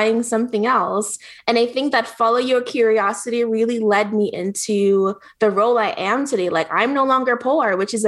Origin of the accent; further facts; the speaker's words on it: Jamaica; moved away; I grew up poor, so I thought poor was just going to be me. I grew up in Jamaica, really, really poor, with a single mom. Then I moved here